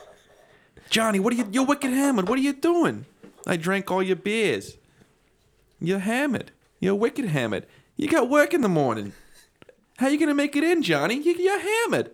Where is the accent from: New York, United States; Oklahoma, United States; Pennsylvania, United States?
Pennsylvania, United States; I grew up in Pennsylvania